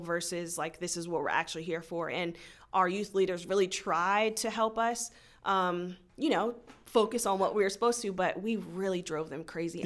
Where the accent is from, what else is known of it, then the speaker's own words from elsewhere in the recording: Frederick, Maryland, United States; I was born and raised in Frederick.